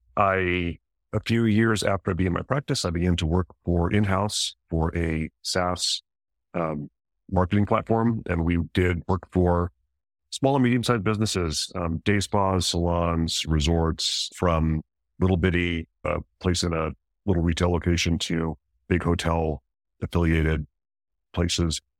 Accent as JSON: {"language": "English", "region": "New Mexico", "country": "United States", "tie": "born or raised there", "said": "I grew up in New Mexico"}